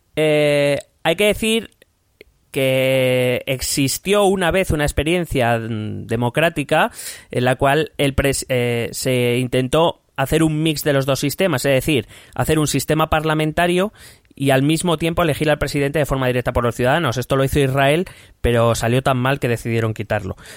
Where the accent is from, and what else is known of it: Spain